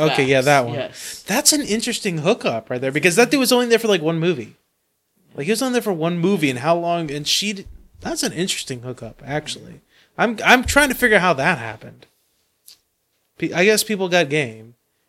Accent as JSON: {"language": "English", "country": "United States", "accent": "American", "said": "Like Americans. Just because of our American accent?"}